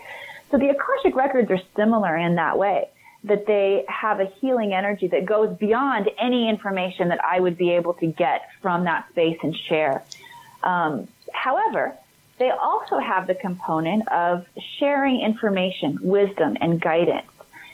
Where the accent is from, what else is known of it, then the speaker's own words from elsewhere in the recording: Midwest, United States; moved away as an adult; also born or lived in Hollywood; I grew up in the Midwest. I hightailed it to Hollywood when I was 19. I quit college.